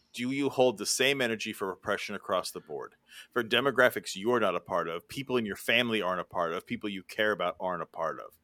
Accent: California, United States; I'm from California

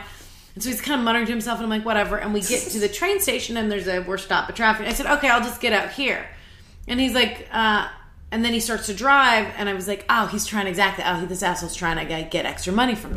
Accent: California, United States; now in New York, United States; I'm from California

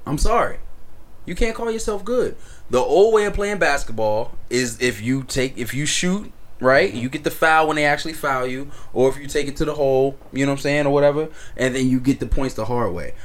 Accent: East Coast, United States; moved away; I'm from the East Coast, so faded means drunk

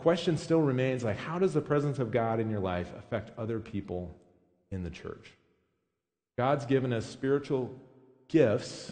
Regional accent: United States; as American Christians

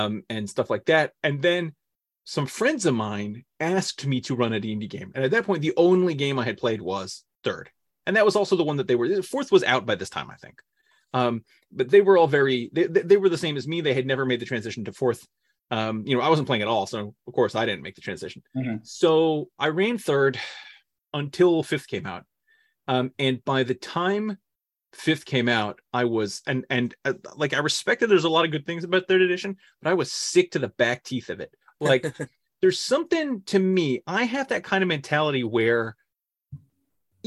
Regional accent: Northern California, United States; moved away; I grew up in California

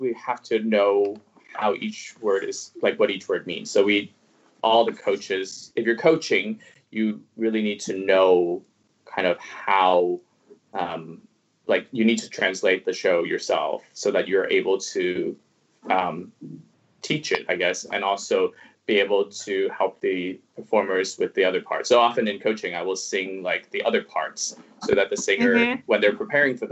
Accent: Toronto, Ontario, Canada; first language Cantonese; English is a second language; also born or lived in Hong Kong; I studied French until I was in grade 11 because I'm from Toronto.

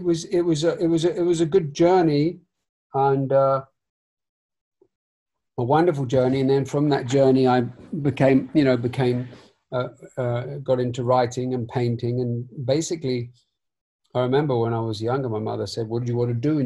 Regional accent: London, United Kingdom; I was raised in North London

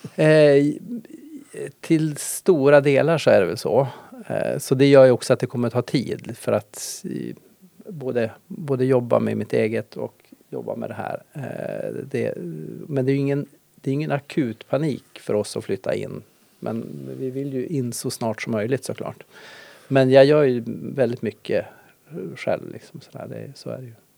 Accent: Ånäset, Västerbotten County, Sweden; now in Härnösand, Sweden; jag är uppvuxen i Ånäset

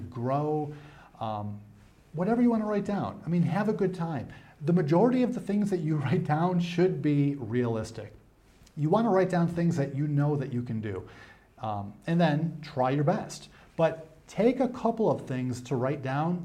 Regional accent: New York, United States; now in Africa; Growing up in New York, the weather gets cold.

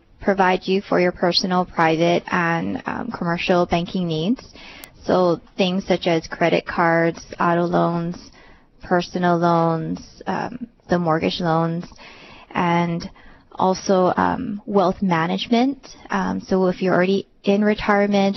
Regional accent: Oahu, Hawaii, United States; I was born and raised on Oahu.

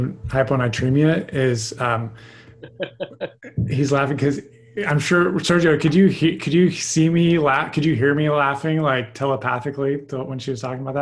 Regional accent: Phoenix, Arizona, United States; I grew up in Phoenix

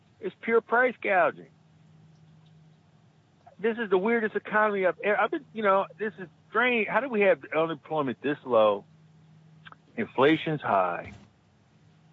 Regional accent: United States; we're American.

